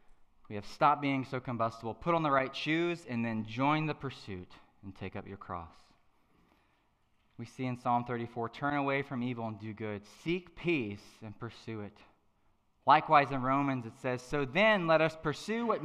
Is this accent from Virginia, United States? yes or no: yes; Madison, Virginia, United States; I'm from a little farm town called Madison, Virginia.